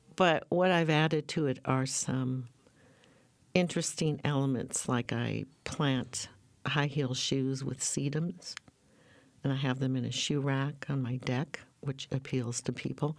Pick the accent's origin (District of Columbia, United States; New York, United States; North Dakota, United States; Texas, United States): North Dakota, United States; moved away as an adult; now in Portland, United States; I was born and raised in North Dakota